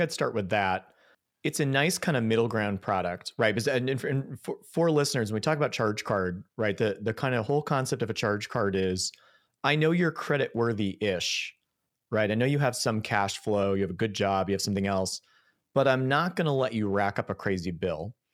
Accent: Buffalo, New York, United States; I grew up in Buffalo

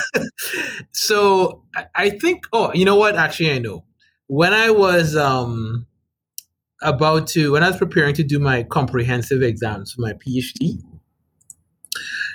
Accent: Trinidad & Tobago; now in Rhode Island, United States; I'm from the Republic of Trinidad and Tobago. That's where I'm from.

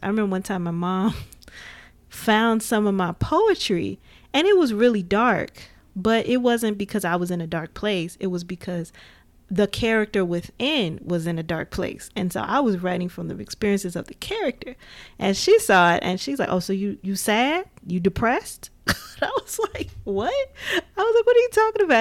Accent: Gary, Indiana, United States; growing up in Gary, Indiana, it was just like Chicago was like right there

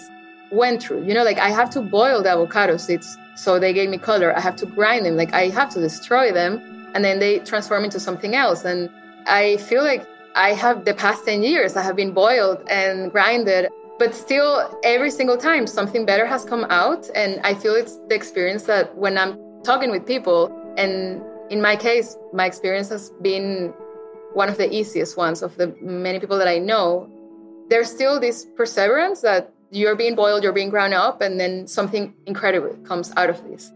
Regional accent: Caracas, Capital District, Venezuela; moved away; in Caracas, where I grew up

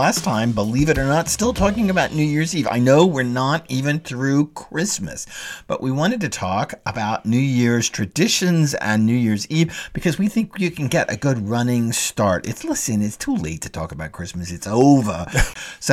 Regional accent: Texas, United States; I am from a very white bread, white middle class suburban Texas family

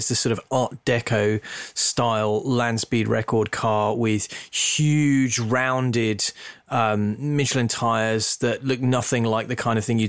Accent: England, United Kingdom; I grew up in the Midlands. You wouldn't know it from my accent, but I grew up in the Midlands

